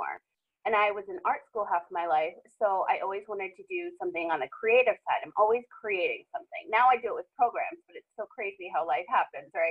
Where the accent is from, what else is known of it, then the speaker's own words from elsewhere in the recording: Rhode Island, United States; also born or lived in Boston / Los Angeles / Las Vegas; now in San Diego, United States; I'm originally from Rhode Island.